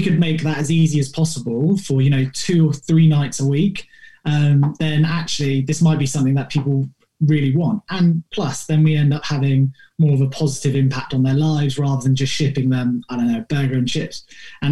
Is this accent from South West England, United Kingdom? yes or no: yes; Exeter, South West England, United Kingdom; moved away; we're from Devon, little town called Exeter.